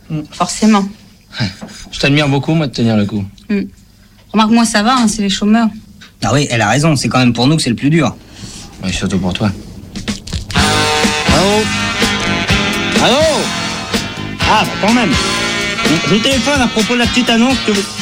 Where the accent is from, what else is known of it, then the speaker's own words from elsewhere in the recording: France; Mais je suis français.